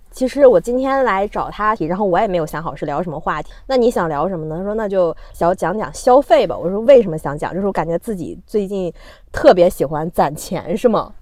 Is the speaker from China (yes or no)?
yes; Northeast China, China; 因为我是东北人嘛